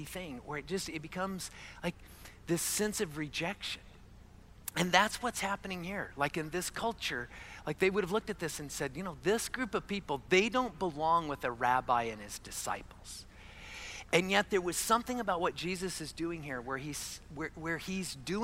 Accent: Arizona, United States; I was born and raised in Arizona

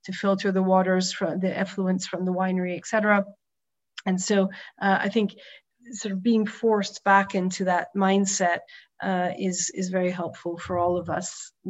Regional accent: New York, United States; moved away as an adult; also born or lived in Provence, France; now in France; as a New Yorker that was transplanted here when I met my husband

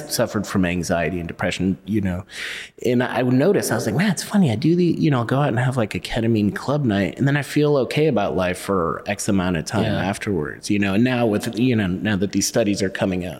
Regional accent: California, United States; So I was born in California, moved all over California, Northern and Southern California.

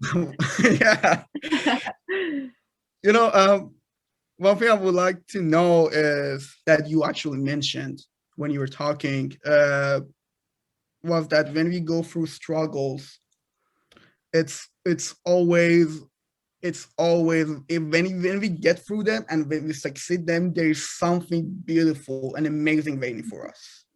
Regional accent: Iran; moved away; I'm a product of a third world country. I'm, I'm from Iran

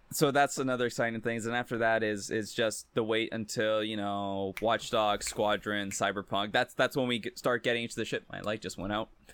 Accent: Brazil; now in Canada; where I was born in Brazil

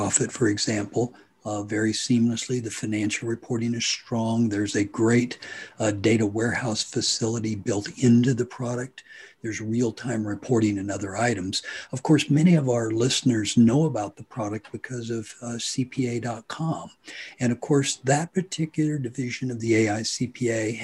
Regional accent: Hutchinson, Kansas, United States; am from Hutchinson, Kansas

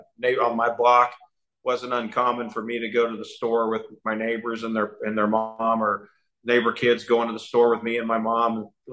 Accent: Chanute, Kansas, United States; So born and raised in Chanute, Kansas, a small town in southeast Kansas, the type of town. And I'm of the age where things were a lot different kind of growing up than a lot of the younger audience.

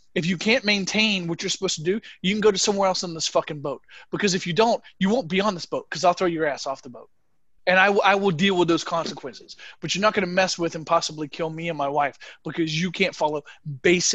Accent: United States; now in Germany; As an American

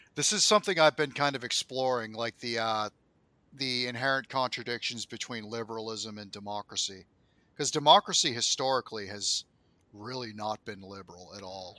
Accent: United States; as an American

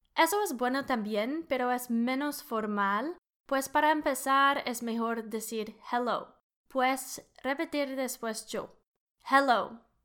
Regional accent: Canada; Spanish is a second language; I'm an engineer from Canada. soy ingeniera de Canadá. También puedo decir soy canadiense, I'm Canadian.

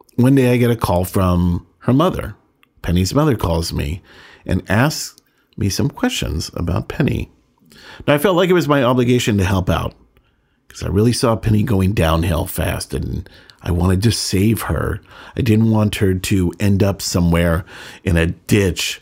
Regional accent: San Francisco, California, United States; moved away as an adult; also born or lived in Sonoma County, California / San Diego, California; I was born in San Francisco and lived in Northern California

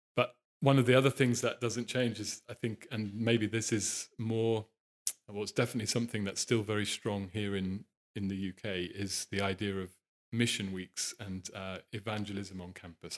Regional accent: Norwich, East of England, United Kingdom; I was born in Norwich, which is a medium-sized city in the east of the country.

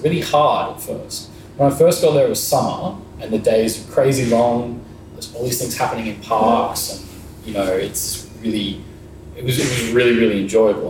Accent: Byron Bay, New South Wales, Australia; moved away as an adult; also born or lived in Brisbane / Copenhagen; I grew up in Byron.

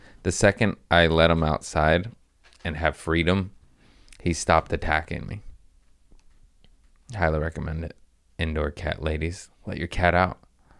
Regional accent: United States; I'm from the States. I almost said America again. I'm from America.

